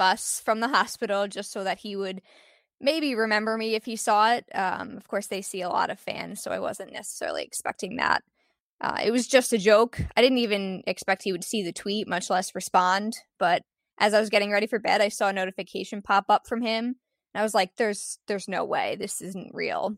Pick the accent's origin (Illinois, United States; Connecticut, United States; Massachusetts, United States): Connecticut, United States; I was born in Connecticut